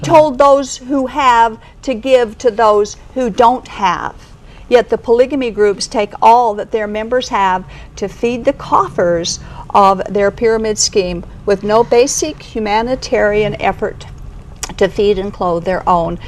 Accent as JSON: {"language": "English", "town": "Kaysville", "region": "Utah", "country": "United States", "tie": "born or raised there", "said": "I was raised in Davis County in Kaysville"}